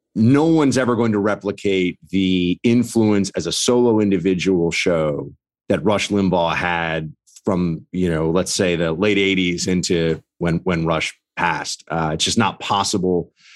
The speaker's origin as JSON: {"language": "English", "region": "New York", "country": "United States", "said": "as a New Yorker"}